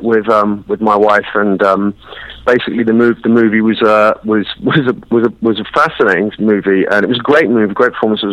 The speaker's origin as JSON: {"language": "English", "region": "England", "country": "United Kingdom", "accent": "English", "lives_now": "London, United Kingdom", "said": "I kind of went back into my English accent"}